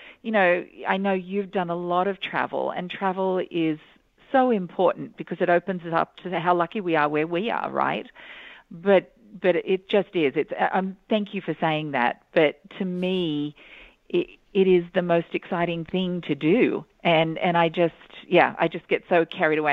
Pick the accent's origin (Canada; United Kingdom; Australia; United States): Australia; I'm Australian